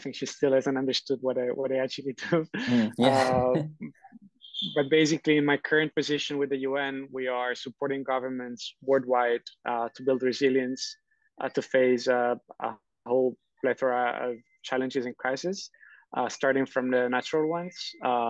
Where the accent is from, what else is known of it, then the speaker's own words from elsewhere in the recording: Rome, Lazio, Italy; born there; English is a second language; I was originally born in Rome